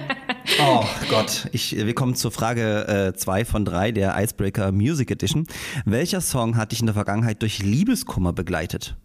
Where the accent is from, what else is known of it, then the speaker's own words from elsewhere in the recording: Großröhrsdorf, Saxony, Germany; also born or lived in Ohorn / Bischheim-Gersdorf; ich bin in, in, in Gage, in Großröhrsdorf, äh, zur, ja. zur, zur, Schule gegangen